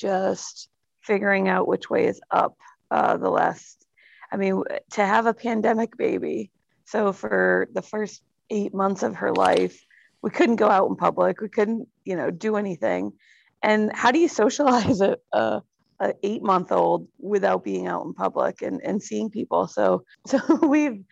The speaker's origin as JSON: {"language": "English", "region": "Massachusetts", "country": "United States", "tie": "born or raised there", "moved": "yes", "lives_now": "Midwest, United States", "said": "I grew up in Massachusetts. So I'm an East Coast kid"}